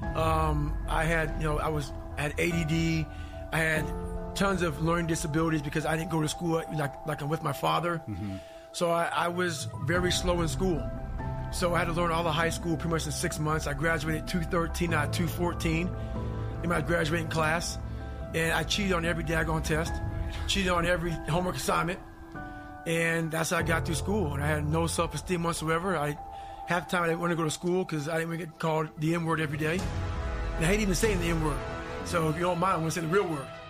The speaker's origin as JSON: {"language": "English", "region": "Indiana", "country": "United States", "tie": "born or raised there", "also_born_or_lived": "Buffalo, New York"}